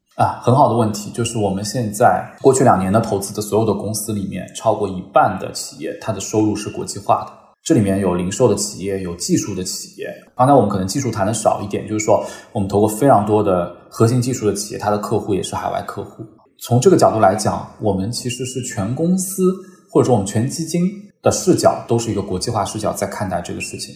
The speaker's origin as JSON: {"language": "Chinese", "country": "China", "said": "我们中国人"}